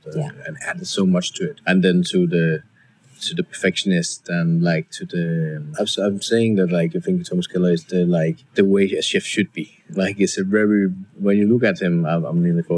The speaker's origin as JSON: {"language": "English", "town": "Randers", "region": "Central Denmark Region", "country": "Denmark", "also_born_or_lived": "London, United Kingdom", "second_language": "English", "moved": "as an adult", "lives_now": "Copenhagen, Denmark", "said": "I coming, as I said, from this very farmer family where we didn't speak any word English at all"}